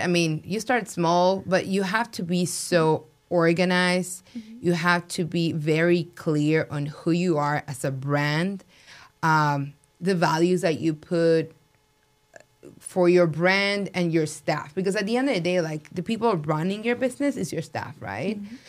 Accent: Mexico City, Mexico; now in Las Vegas, United States; I'm from Mexico City. My family in Mexico they own restaurants

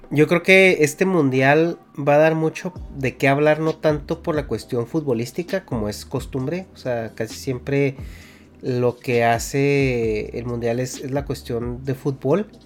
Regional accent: Mexico; Es que somos de México, güey.

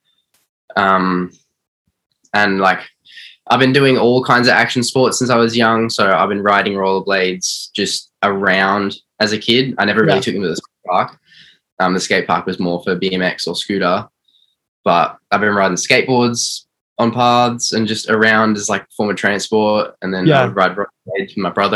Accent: Melbourne, Victoria, Australia; I'm from Melbourne, Australia. I'm from northeast side

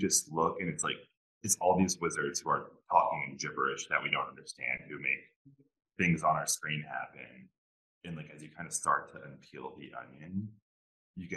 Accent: Northeast, United States; I grew up like in the Northeast

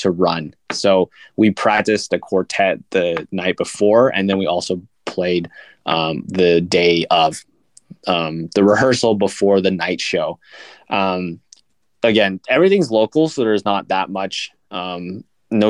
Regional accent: Camas, Washington, United States; we're both from the Camas Washington area, and that's really close to Portland, Oregon

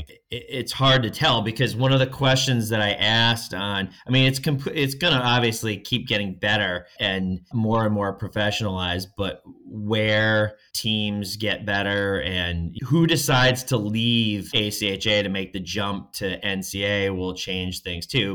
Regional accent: Hartford, Connecticut, United States; I grew up outside of Hartford, Connecticut.

